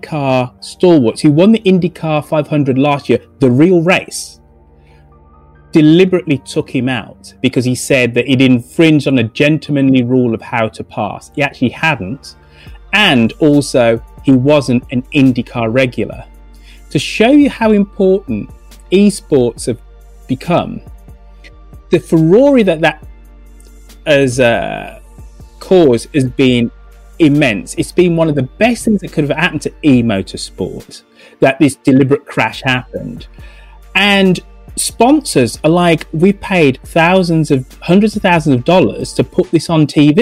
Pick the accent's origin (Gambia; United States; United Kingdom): United Kingdom; England; now in London, United Kingdom; I'm English